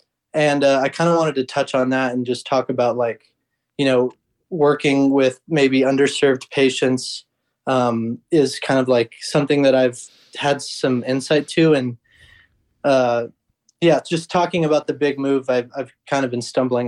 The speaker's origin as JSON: {"language": "English", "region": "Oregon", "country": "United States", "said": "I'm from Oregon."}